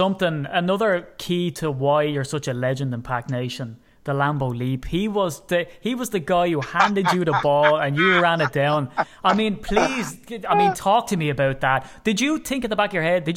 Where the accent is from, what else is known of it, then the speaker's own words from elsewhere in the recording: Ireland; as an Irishman